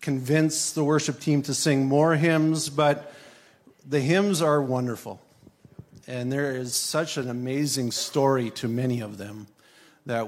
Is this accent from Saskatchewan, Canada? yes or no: yes; Swift Current, Saskatchewan, Canada; moved away as an adult; now in southern Ontario, Canada; I was born in Swift Current, Saskatchewan. I'm a Saskatchewan boy, born out west, grew up out west.